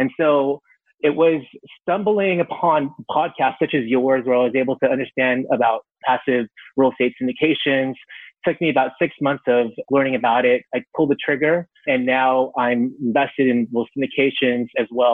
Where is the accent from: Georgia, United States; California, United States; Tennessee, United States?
California, United States; San Francisco Bay Area; I was born and raised in the San Francisco Bay Area, and I still live here